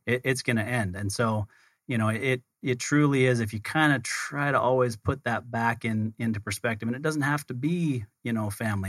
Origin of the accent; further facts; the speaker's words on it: Utah, United States; we're both from Utah